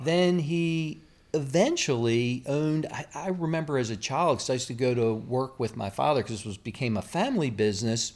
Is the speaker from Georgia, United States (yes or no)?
no; Baltimore, Maryland, United States; moved away; I grew up in Baltimore